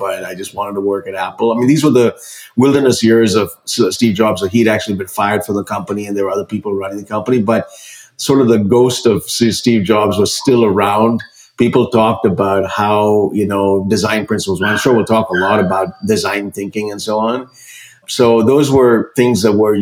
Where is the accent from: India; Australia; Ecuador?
India; now in United States; growing up in India, I'm an immigrant who came to this country